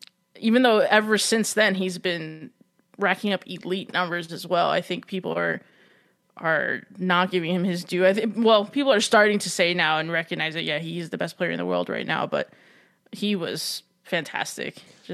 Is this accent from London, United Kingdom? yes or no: no; Manchester, North West England, United Kingdom; growing up in Manchester in the 80s, right?